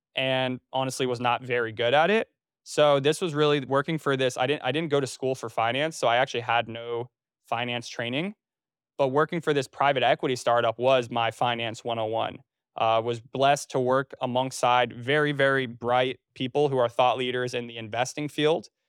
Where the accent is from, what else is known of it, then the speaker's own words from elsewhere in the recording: North Carolina, United States; also born or lived in Trenton, New Jersey / New York City; I was born in New Jersey. Uh, I was initially a Jersey boy, born in Trenton, and then I moved to North Carolina when I was almost nine years old. So I grew up in North Carolina